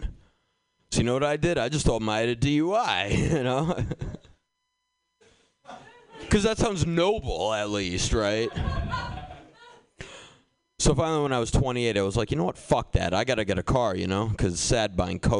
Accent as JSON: {"language": "English", "town": "Boston", "region": "Massachusetts", "country": "United States", "tie": "born or raised there", "said": "I grew up in Boston"}